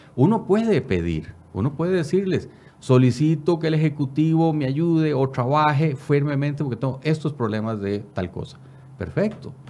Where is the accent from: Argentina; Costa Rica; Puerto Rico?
Costa Rica; soy costarricense y vivo por Costa Rica